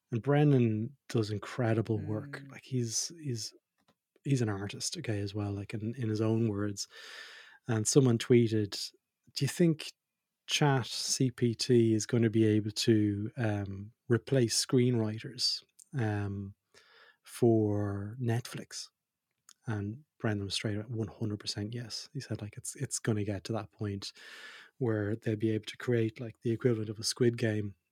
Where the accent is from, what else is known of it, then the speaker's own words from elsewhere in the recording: Australia; also born or lived in Ireland; Most people will know I'm dual citizen. I'm Australian and Irish.